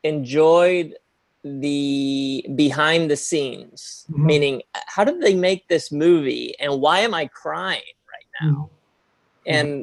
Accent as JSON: {"language": "English", "country": "Spain", "moved": "yes", "lives_now": "United States", "said": "when I came to the US, I came from Spain"}